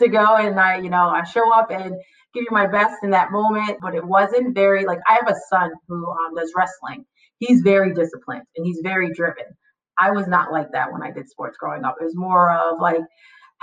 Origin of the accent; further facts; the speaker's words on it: Beacon, New York, United States; I was born and raised in Beacon, New York, which is an hour from New York City north.